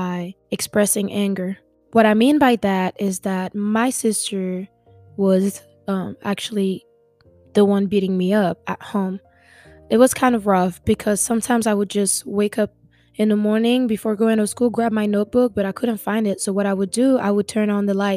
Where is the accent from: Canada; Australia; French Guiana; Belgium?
French Guiana; moved away as an adult; now in Oklahoma, United States; I am originally from French Guiana, which is located in South America. I grew up with my mom and my sister